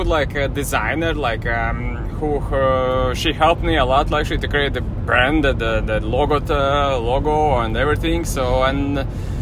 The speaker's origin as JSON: {"language": "English", "country": "Latvia", "also_born_or_lived": "Como, Italy", "second_language": "English", "moved": "as an adult", "lives_now": "Mallorca, Spain", "said": "I'm from Latvia, the Baltic countries, European Union"}